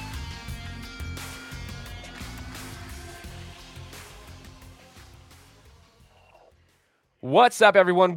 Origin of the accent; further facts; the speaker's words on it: Idaho, United States; I'm from Idaho